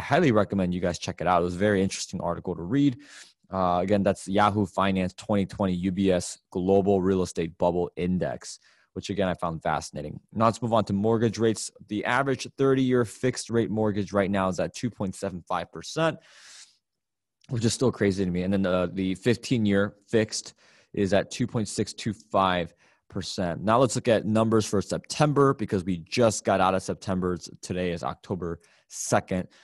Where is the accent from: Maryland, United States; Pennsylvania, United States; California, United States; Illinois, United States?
Illinois, United States; Chicago; my hometown of Chicago, Illinois